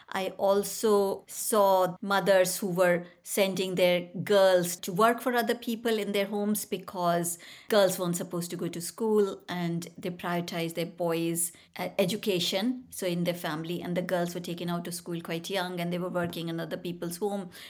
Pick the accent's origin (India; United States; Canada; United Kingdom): India; North India; I grew up in India, so I was born there in the foothill of Himalayas. My father moved around quite a lot. I'm the eldest of three sisters and we moved around basically mostly in the north of India.